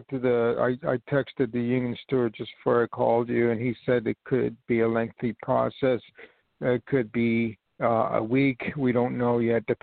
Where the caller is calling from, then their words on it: New York, United States; I'm calling from New York